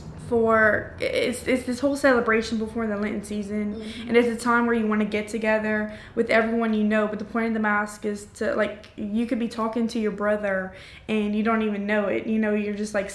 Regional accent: Acadiana, Louisiana, United States; I'm from Cajun land

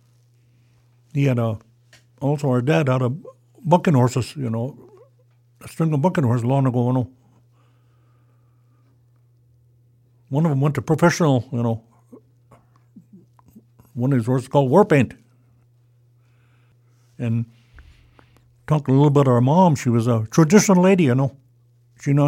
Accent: Sidwalter Flat, Oregon, United States; I grew up in Sidwell Flat in the old house.

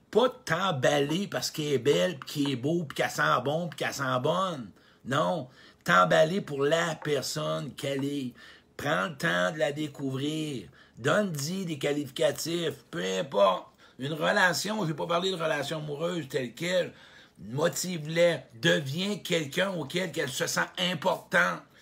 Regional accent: Quebec, Canada; un gars de la Beauce, écoute, je viens de la Beauce, j'en ai des frissons quand je vois un gars de la Beauce.

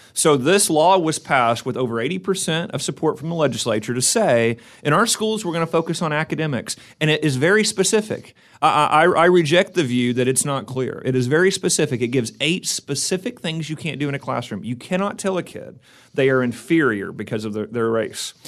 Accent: McAlester, Oklahoma, United States; moved away as an adult; now in Oklahoma City, United States; we're originally from McAllister

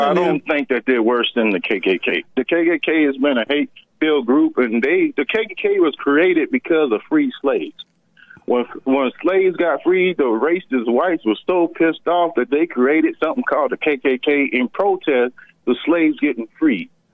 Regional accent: rural Georgia, United States; I grew up in Georgia, in rural Georgia

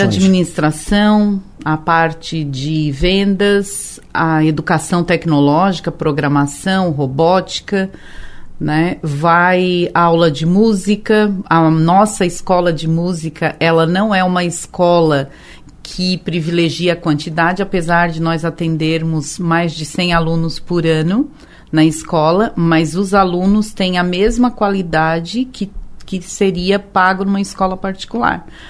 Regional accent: Tubarão, Santa Catarina, Brazil; moved away; Eu sou de Tubarão, eu nasci lá em Capivari né? Era bairro de Tubarão.

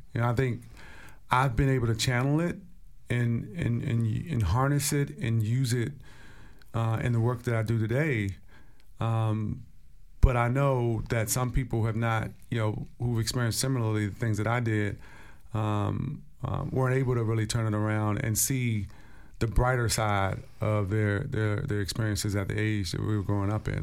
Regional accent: Stronghold, District of Columbia, United States; as a young kid growing up in Stronghold

